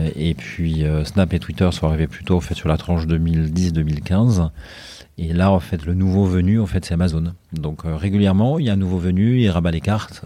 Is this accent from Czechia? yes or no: no; Haute-Savoie, Auvergne-Rhône-Alpes, France; also born or lived in Brussels / Paris; now in Marseille, France; je suis originaire en fait de Haute-Savoie